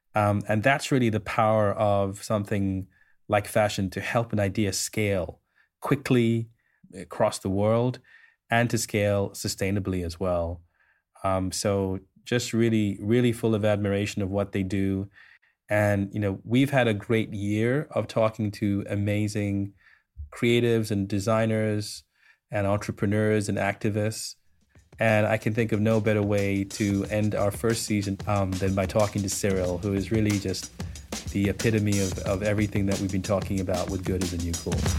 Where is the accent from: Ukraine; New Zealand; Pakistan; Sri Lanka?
Sri Lanka; I, I grew up in Sri Lanka